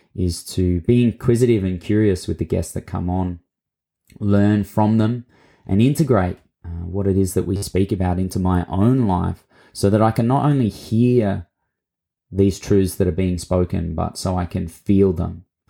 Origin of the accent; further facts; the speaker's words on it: Mildura, Victoria, Australia; accent: Australian; moved away; grew up, um, for my younger years in a town called Mildura on Latchi Latchi and Barkindji country in Victoria